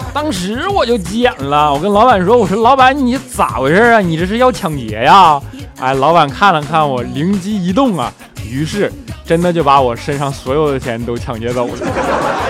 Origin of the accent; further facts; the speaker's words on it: Northeast China, China; 东北的呗